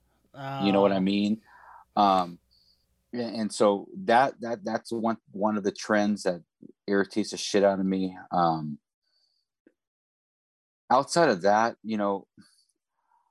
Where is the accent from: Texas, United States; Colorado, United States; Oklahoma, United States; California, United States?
California, United States; Central; now in San Diego, United States; I grew up in Central California where we had high sulfur in the water